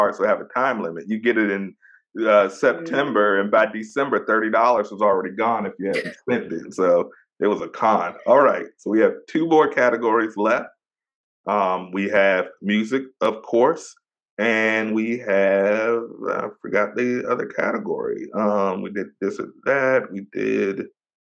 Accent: Virginia, United States; I'm born and raised in VA.

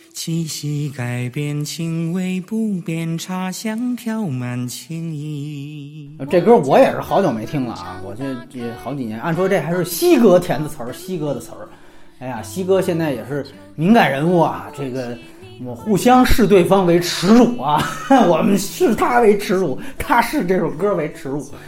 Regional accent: Beijing, China; 我小时候，你比如说哈，我们比如说要是通过这个西直门的时候要去，比如说复兴门

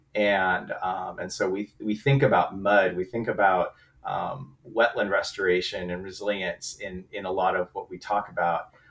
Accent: Southern California, United States; I'm from Southern California myself

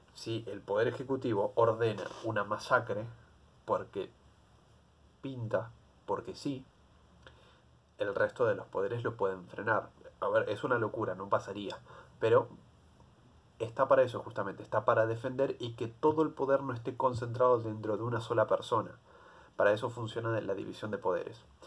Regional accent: Argentina; como argentino

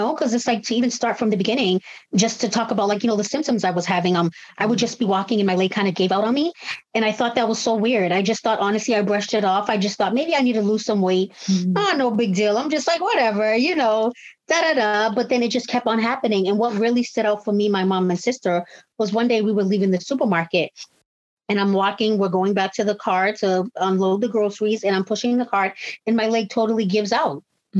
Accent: Cambridge, Massachusetts, United States; I'm 36 years old. I'm from Cambridge, Massachusetts

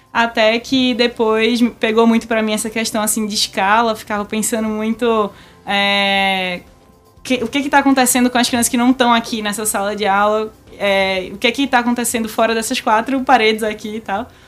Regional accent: Recife, Pernambuco, Brazil; also born or lived in São Paulo; já nasci em Recife.

